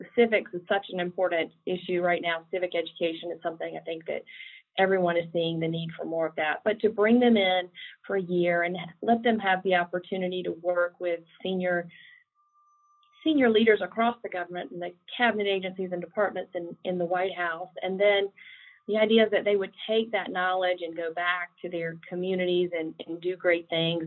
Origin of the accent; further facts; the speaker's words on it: South Carolina, United States; I am uh, from South Carolina originally, as you might be able to detect from my accent